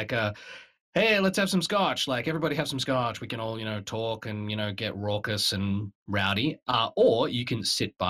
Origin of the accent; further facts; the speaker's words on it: Australia; moved away as an adult; now in Canada; I come from Australia